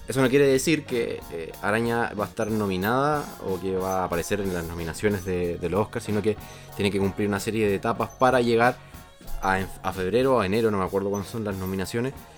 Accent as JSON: {"language": "Spanish", "country": "Chile", "said": "como chilenos"}